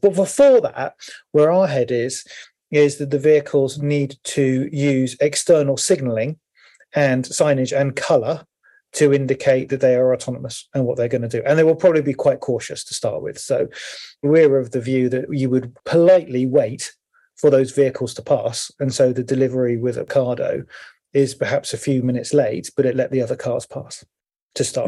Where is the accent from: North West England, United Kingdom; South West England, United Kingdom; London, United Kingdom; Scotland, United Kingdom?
South West England, United Kingdom; Cornwall; I'm from Cornwall with the high hedges